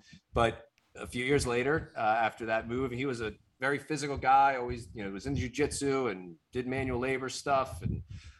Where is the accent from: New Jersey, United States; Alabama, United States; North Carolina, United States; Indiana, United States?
New Jersey, United States; I'm from Jersey.